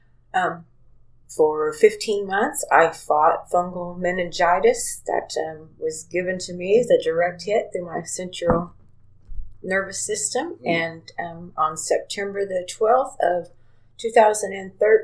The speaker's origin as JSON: {"language": "English", "town": "Princeton", "region": "Indiana", "country": "United States", "tie": "born or raised there", "also_born_or_lived": "Hazleton, Indiana", "said": "was born and raised in Princeton"}